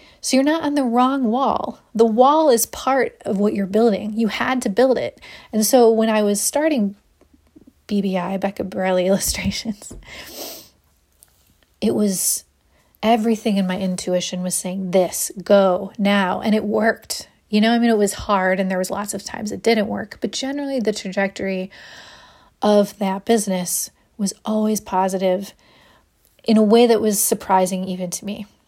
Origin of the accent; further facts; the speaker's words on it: Ohio, United States; now in Austin, United States; When I moved to Austin, I came from Ohio. I was a public school art teacher there.